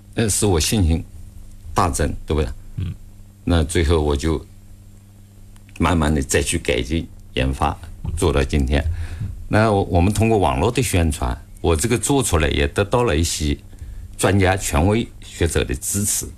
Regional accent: China; 我们中国在这个行业， 尤其在手动工具行业

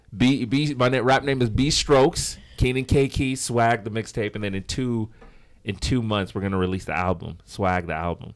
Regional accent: Los Angeles, California, United States; I'm from Los Angeles, but my background, my family's from Congo, Democratic Republic of Congo. Um, so my family moved here, like, in the late seventies. Of course, I was born here, so I don't have the accent

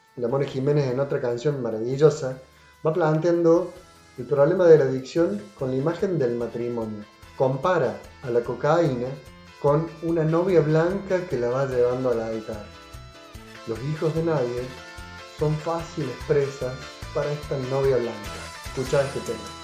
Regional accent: Córdoba, Argentina; Música de Córdoba, de acá, de mi tierra, de mi ciudad

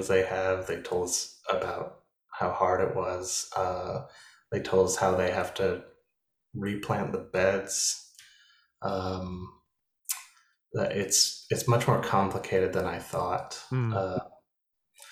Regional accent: Anchorage, Alaska, United States; I grew up in Anchorage, Alaska

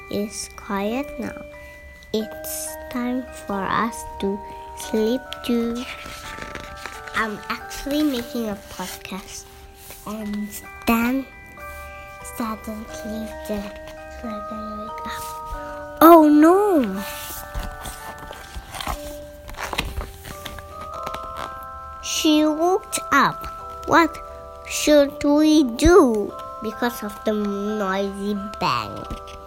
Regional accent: Jakarta, Indonesia; my Jakarta, my hometown

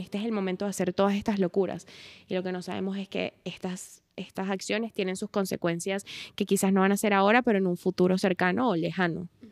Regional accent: Venezuela; moved away; nosotras venimos de Venezuela, que ya por sí es un país súper peligroso

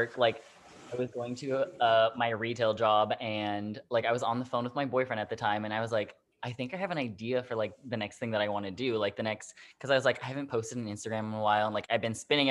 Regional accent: Orlando, Florida, United States; I'm from Orlando, Florida.

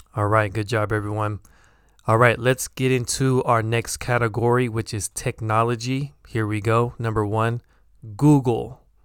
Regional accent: United States; accent: American; my American accent.

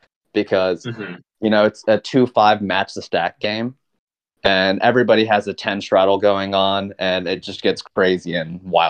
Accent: Dallas, Texas, United States; I'm from Dallas, Texas.

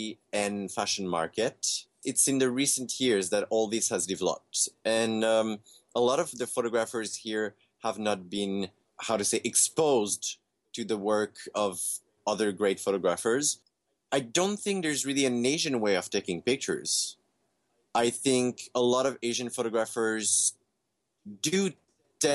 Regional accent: Canada; I grew up in Canada

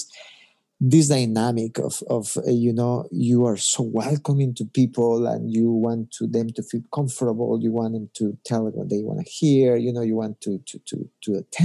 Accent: Ecuador; moved away as an adult; now in United States; But I'm originally from Ecuador, grew up there and went to high school there

